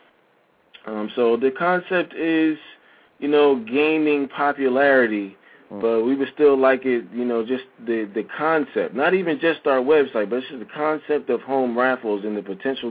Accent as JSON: {"language": "English", "country": "United States", "also_born_or_lived": "Shanghai, China", "said": "being an American, knowing the language, having lived there"}